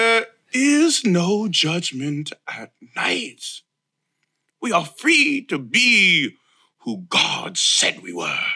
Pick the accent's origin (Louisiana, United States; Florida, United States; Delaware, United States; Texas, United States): Florida, United States; I am from Florida, This is where I live. This is where I rest my head. I have since 1986, minus college